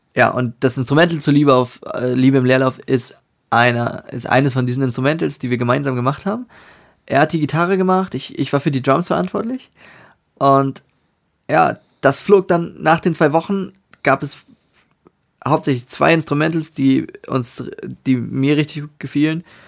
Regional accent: Northern Germany, Germany; ich aus dem Norden von Deutschland bin und das meine Heimat ist

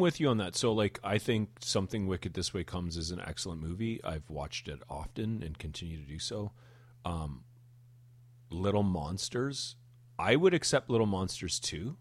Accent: Hamilton, Ontario, Canada; we are from Hamilton, Ontario

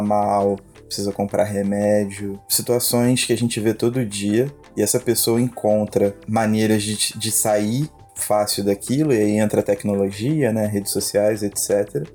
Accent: Brazil; nós somos brasileiros

